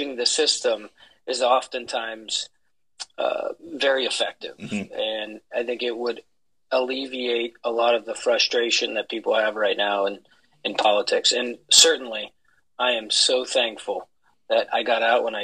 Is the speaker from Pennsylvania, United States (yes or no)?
yes; Pennsylvania, United States; I was elected as my one of my hometown councilmen when I was 21